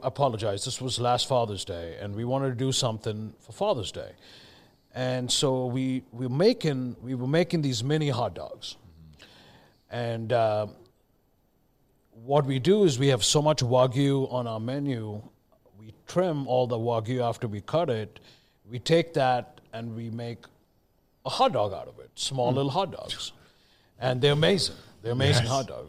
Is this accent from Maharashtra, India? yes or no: yes; Mumbai, Maharashtra, India; moved away as an adult; also born or lived in Delhi; now in United States; I was born in Delhi, but I grew up in Bombay, now known as Mumbai.